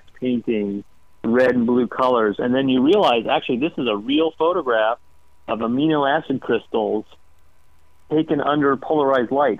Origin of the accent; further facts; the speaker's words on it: Atlanta, Georgia, United States; I grew up in Atlanta, Georgia, kind of hiking around the woods with my older brother and sister